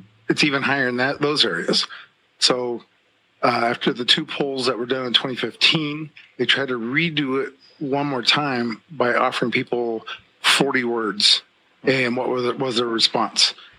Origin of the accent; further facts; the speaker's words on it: Kiowa tribe of Oklahoma, United States; from the Kiowa tribe of Oklahoma